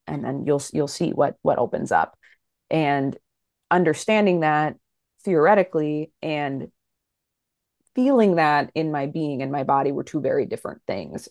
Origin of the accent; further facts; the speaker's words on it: Fargo, North Dakota, United States; now in Minneapolis, United States; I grew up in Fargo, North Dakota. I still live in the Midwest. I'm in Minneapolis, Minnesota now.